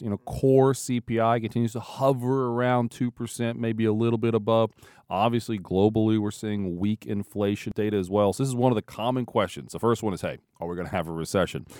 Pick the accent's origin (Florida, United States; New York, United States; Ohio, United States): Ohio, United States; growing up in Ohio, like I did most of my life.